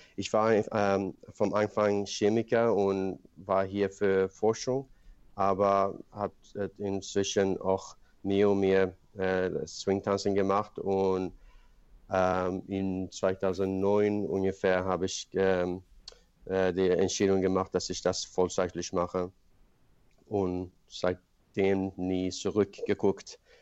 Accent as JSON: {"language": "German", "country": "Sweden", "tie": "born or raised there", "also_born_or_lived": "Iran / Paris, France", "second_language": "German", "moved": "as an adult", "lives_now": "Germany", "said": "ich bin in Schweden aufgewachsen"}